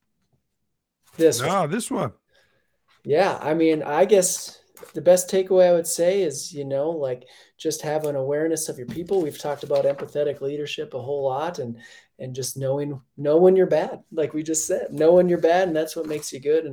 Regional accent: Minnesota, United States; now in Colorado, United States; as a Minnesotan

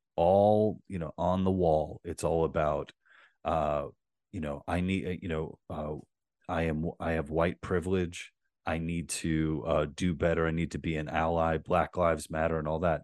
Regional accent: New York City, New York, United States; I grew up in Queens

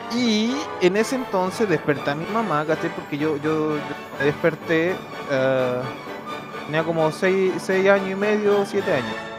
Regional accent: Santiago, Santiago Metropolitan Region, Chile; also born or lived in San Francisco de Mostazal, Chile; yo nací en Santiago, viví como tres años en un pueblito de la sexta

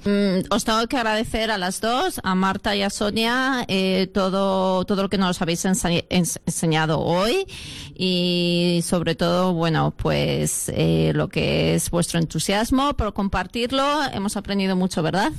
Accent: Madrid, Community of Madrid, Spain; now in Brisbane, Australia; en mi tierra Madrid decimos hacer pellas

